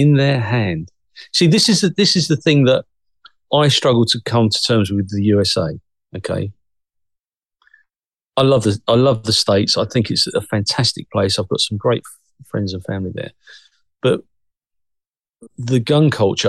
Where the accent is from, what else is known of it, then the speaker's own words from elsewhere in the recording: United Kingdom; also born or lived in Cressing, Essex; the UK's ours